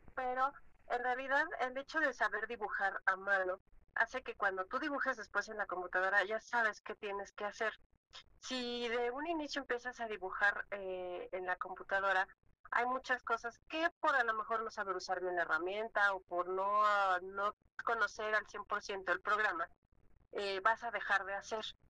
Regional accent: Mexico; los mexicanos tenemos esa chispa

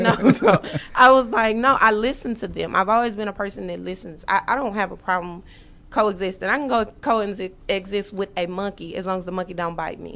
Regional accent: Dallas, Texas, United States; I'm originally from Dallas

